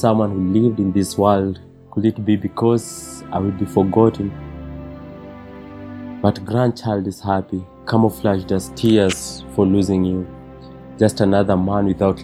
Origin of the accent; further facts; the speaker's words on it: Nairobi, Kenya; I was born in Kenyatta Hospital to a 21-year-old Dr. Pauline